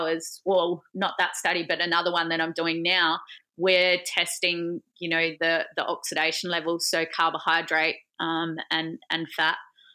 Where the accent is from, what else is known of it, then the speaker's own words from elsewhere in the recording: Adelaide, South Australia, Australia; moved away as an adult; now in Melbourne, Australia; I initially wasn't from Melbourne, so I was from Adelaide.